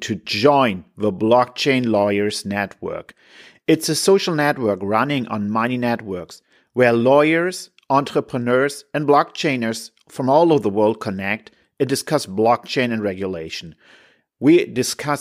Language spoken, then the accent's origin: English; Hamburg, Germany; we're absolutely from Hamburg both